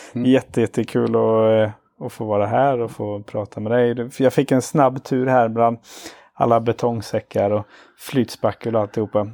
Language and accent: Swedish; Karlstad, Värmland, Sweden; now in Gothenburg, Sweden; jag är uppvuxen i Karlstad